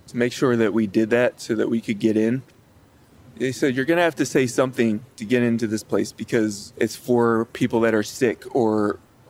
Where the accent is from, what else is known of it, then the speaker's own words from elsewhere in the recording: Chesapeake Beach, Maryland, United States; now in Los Angeles, United States; I grew up in Calvert County, Maryland, in Chesapeake Beach on the Chesapeake Bay